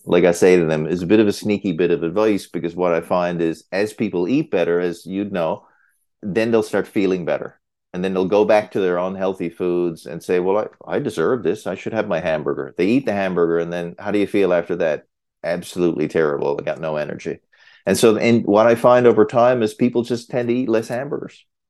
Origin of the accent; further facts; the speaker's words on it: Newfoundland and Labrador, Canada; moved away as an adult; also born or lived in Hamilton, Ontario; now in Muskoka, Canada; I'm a Newfoundlander